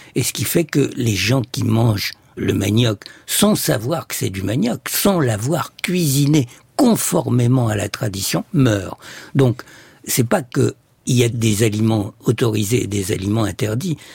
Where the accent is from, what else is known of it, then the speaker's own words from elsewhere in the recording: Egypt; Je suis né en Égypte